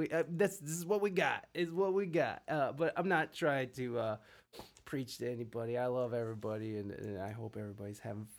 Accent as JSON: {"language": "English", "country": "Canada", "said": "I'm Canadian, and when I hear America, I'm like, OMG, another gun-wielding idiot."}